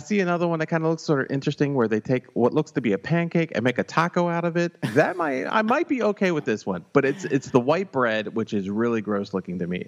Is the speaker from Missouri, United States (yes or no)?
yes; St. Louis, Missouri, United States; I'm from St. Louis